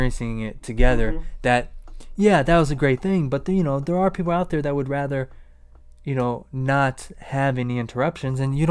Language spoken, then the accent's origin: English; Akron, Ohio, United States; I grew up in Akron